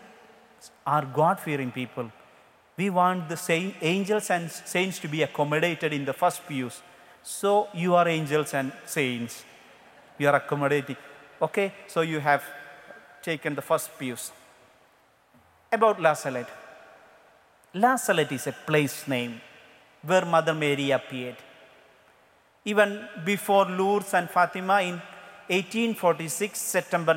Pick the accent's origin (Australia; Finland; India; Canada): India; English is a second language; I am from India.